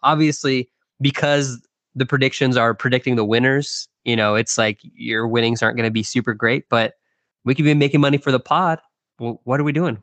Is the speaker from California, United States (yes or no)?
no; Texas, United States